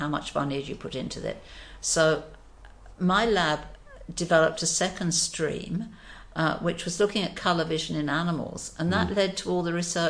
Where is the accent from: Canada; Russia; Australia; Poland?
Australia; and we did it because we're Australian. We're proud of our animals.